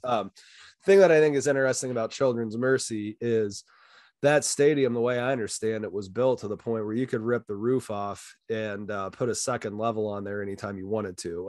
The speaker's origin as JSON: {"language": "English", "town": "Hays", "region": "Kansas", "country": "United States", "tie": "born or raised there", "also_born_or_lived": "Denver / Wisconsin", "moved": "yes", "said": "I grew up in Hayes"}